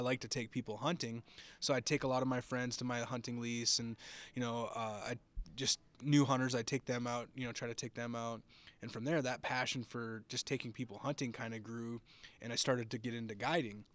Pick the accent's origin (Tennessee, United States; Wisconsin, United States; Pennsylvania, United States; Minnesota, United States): Minnesota, United States; now in Texas, United States; I live in Texas now. I, I'm originally from Minnesota. That's where I grew up